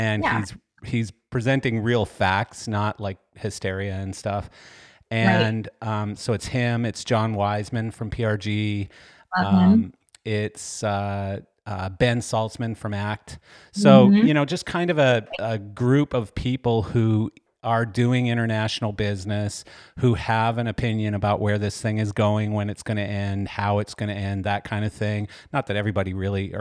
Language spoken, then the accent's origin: English; Canada; moved away as an adult; I grew up in Canada. I spent the first, 25 or 6 years of my life in Canada